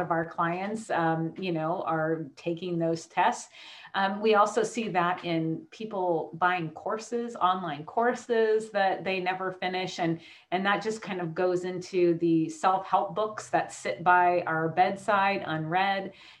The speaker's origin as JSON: {"language": "English", "region": "Hawaii", "country": "United States", "tie": "born or raised there", "said": "we lived in the crystal store growing up in Hawaii"}